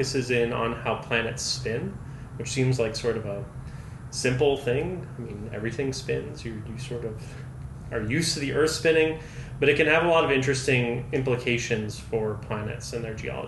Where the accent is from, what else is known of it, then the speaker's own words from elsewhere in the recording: Iowa, United States; moved away; I'm actually originally from Iowa